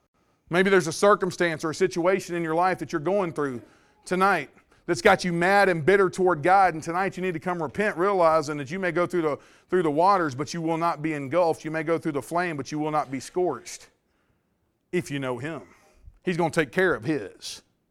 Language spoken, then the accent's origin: English; Mississippi, United States; now in Louisiana, United States; Well, I grew up in Mississippi and came over to Louisiana